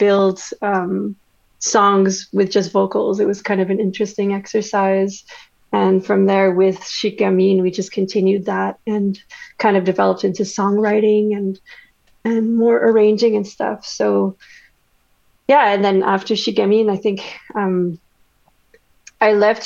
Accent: Winnipeg, Manitoba, Canada; first language French; English is a second language; born and raised in Winnipeg, born in a French family. So, French is my first language.

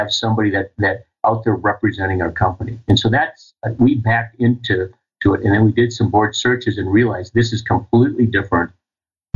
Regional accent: Rochester, Minnesota, United States; I grew up, born and raised in Rochester, Minnesota

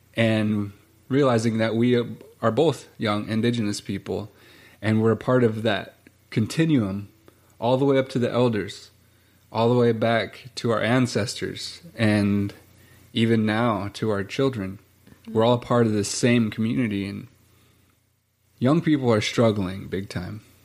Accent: Montana, United States; growing up on both sides of the mountains was really important

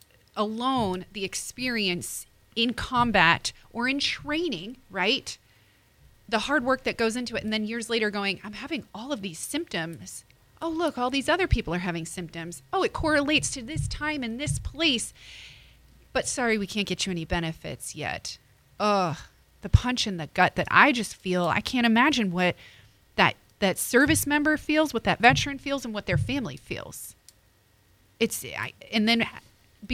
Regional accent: New Jersey, United States; I'm from Jersey

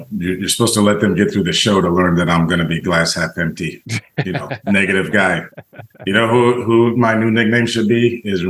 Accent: United States; being an American that is not, you know, constantly looking at the situation there.

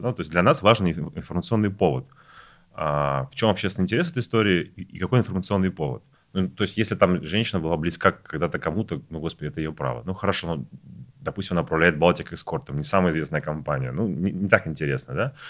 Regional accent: Saint Petersburg, Russia; moved away as an adult; now in Moscow, Russia; я вообще из Петербурга, приехал в Москву 4 года назад работать

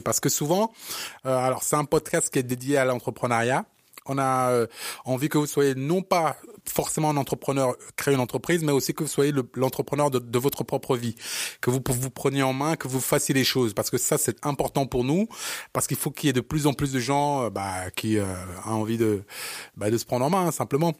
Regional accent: Cameroon; moved away; comme les Camerounais, on est très très fiers de, de, de, notre, Cameroun

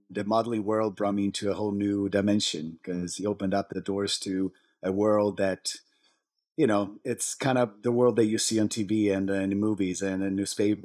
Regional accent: Italy; moved away as an adult; now in United States; I was born and raised in Italy

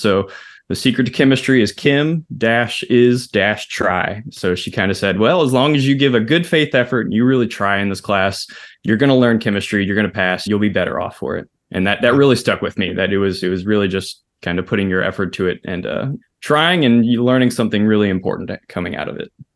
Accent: Pearland, Texas, United States; I grew up in Pearland, so it's like a southeast suburb of Houston, Texas

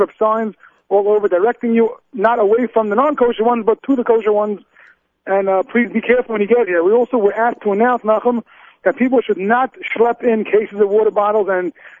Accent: New York City, New York, United States; I grew up in Brooklyn

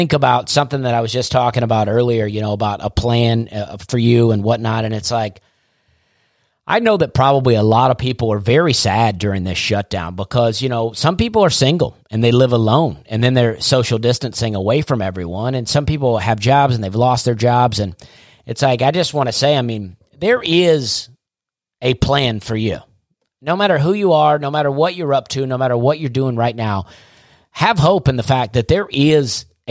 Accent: Alabama, United States; I'm from Alabama

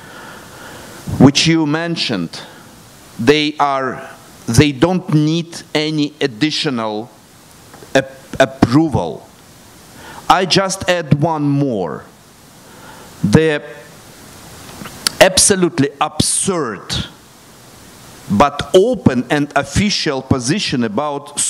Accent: Odesa, Odesa Oblast, Ukraine; first language Russian; English is a second language; I was born in Odessa. My mother tongue is Russian.

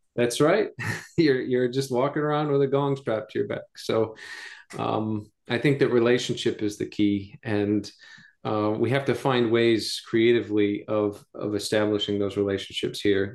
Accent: United States; gringos, Americans

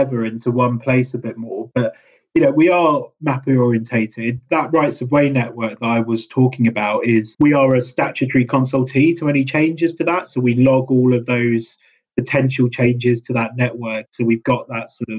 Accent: London, United Kingdom; I grew up in London. I've always pretty much lived in London except for university

